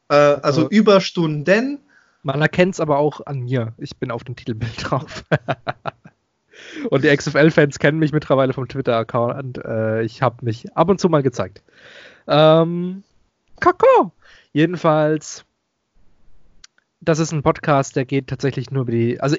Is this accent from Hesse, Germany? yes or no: no; Stuttgart, Baden-Württemberg, Germany; ich komme aus Stuttgart